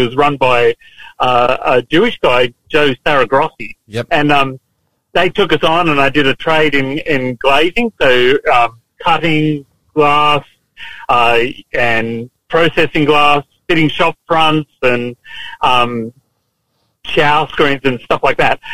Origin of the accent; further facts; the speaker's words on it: Lockyer Valley, Queensland, Australia; also born or lived in Toowoomba; I came from uh, the Lockyer Valley, around Gatton there, you know, on, on a farm initially and then up Woomba